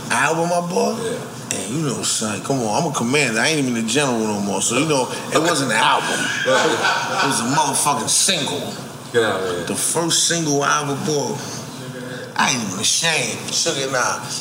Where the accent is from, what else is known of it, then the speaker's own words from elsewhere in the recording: Buffalo, New York, United States; So growing up in Buffalo